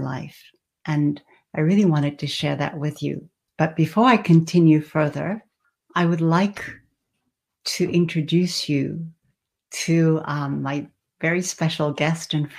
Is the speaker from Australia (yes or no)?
yes; Australia; also born or lived in Japan / France / California; now in Northern Virginia, United States; I was born in Japan and I lived there for a while. I also had the fortune and the opportunity of spending my childhood in Australia.